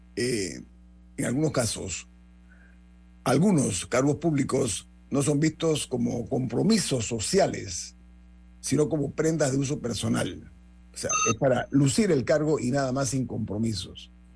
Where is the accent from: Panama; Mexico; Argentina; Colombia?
Panama; mi orgullo como panameño